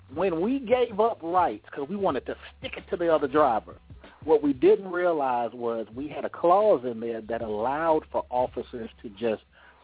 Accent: Oakland, California, United States; now in Atlanta, United States; I'm out here in Atlanta too, and I'm from Oakland, California, fellas.

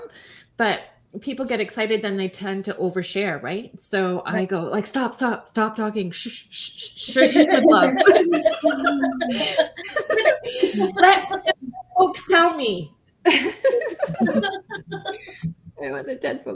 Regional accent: Sault Ste. Marie, Ontario, Canada; also born or lived in Alberta; now in Southern Ontario, Canada; I'm from Sault Ste. Marie originally

